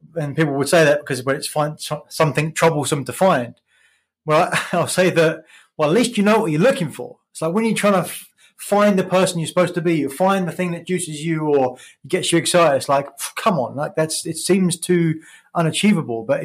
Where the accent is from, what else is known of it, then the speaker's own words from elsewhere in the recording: England, United Kingdom; moved away as an adult; also born or lived in Philippines; I grew up in England, as you can probably hear.